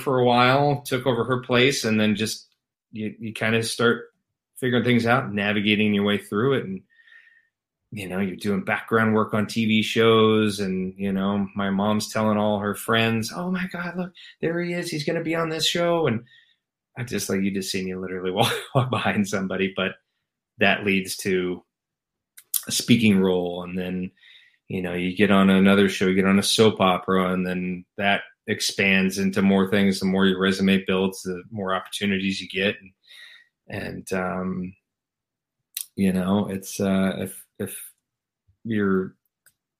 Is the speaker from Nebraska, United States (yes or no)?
yes; Lincoln, Nebraska, United States; moved away as an adult; now in Los Angeles, United States; Born and raised in Lincoln